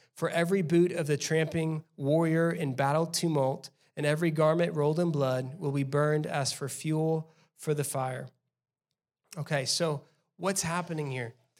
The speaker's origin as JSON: {"language": "English", "town": "Mesquite", "region": "Texas", "country": "United States", "tie": "born or raised there", "also_born_or_lived": "South Carolina", "said": "Mesquite is my hometown"}